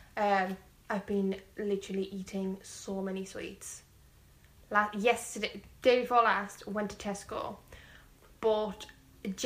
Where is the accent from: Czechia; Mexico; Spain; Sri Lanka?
Spain; Madrid, Community of Madrid; moved away; my hometown. We're going to Madrid.